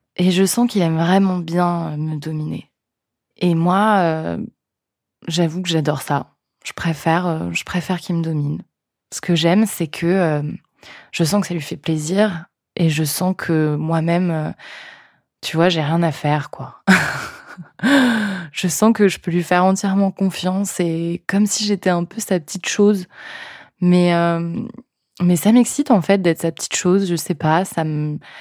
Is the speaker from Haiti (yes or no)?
no; France; accent: French; mon super accent français